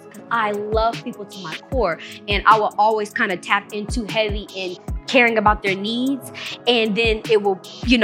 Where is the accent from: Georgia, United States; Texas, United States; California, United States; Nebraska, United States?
Georgia, United States; Gwinnett County; also born or lived in Seattle, Washington / Conyers, Georgia; I was born in Seattle, raised from Seattle. I moved to Conyers for a little minute. Then I was raised in Gwinnett County.